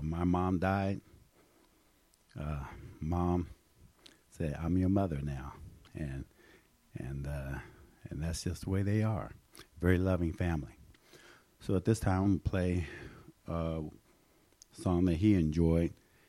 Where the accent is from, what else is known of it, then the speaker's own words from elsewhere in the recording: Denver, Colorado, United States; I grew up in Denver, Colorado, on the other church around the corner.